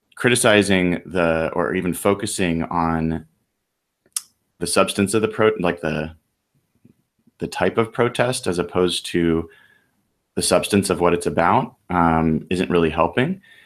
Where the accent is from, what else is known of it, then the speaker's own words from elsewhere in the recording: United States; I'm an American